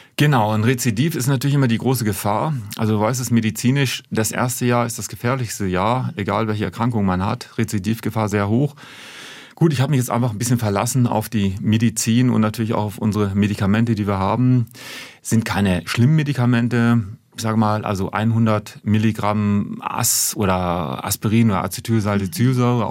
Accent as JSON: {"language": "German", "region": "Hamburg", "country": "Germany", "tie": "born or raised there", "also_born_or_lived": "Ulm", "accent": "northern German", "moved": "as an adult", "said": "Also ich bin ja gebürtiger Hamburger, ich komme ja aus Norddeutschland, hört man wahrscheinlich auch vom Dialekt her"}